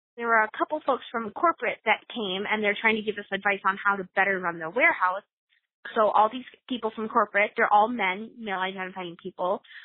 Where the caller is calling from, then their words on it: Twin Cities, Minnesota, United States; I'm calling from the Twin Cities area.